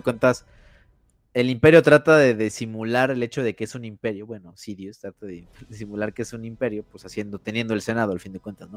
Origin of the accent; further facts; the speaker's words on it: Mexico; Soy soy mexicano